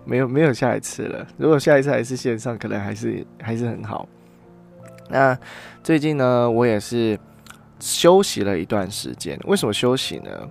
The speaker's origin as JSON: {"language": "Chinese", "country": "Taiwan", "said": "我们今天是台湾人"}